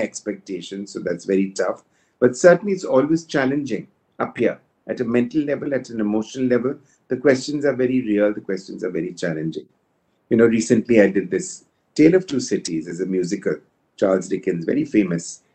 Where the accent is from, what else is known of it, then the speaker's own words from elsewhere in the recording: India; we know we are Indian